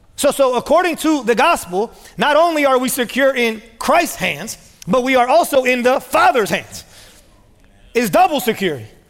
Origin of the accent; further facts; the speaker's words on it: United States; being American